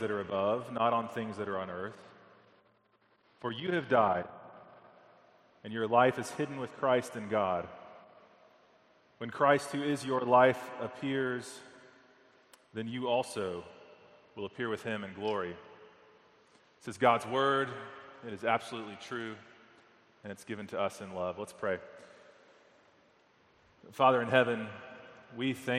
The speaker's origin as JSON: {"language": "English", "region": "Texas", "country": "United States", "moved": "yes", "said": "I'm from Texas."}